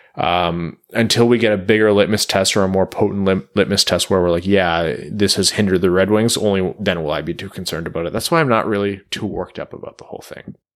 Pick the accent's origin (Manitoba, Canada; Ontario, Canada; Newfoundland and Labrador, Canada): Ontario, Canada; Windsor; moved away; I'm from Windsor